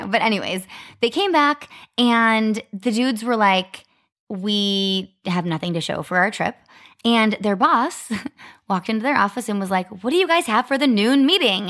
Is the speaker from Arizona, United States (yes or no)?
yes; Arizona, United States; also born or lived in Ohio; I was from Arizona